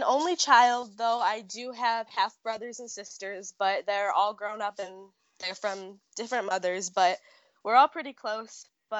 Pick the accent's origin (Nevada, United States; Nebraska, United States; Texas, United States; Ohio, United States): Ohio, United States; I am from a small farm town in Ohio.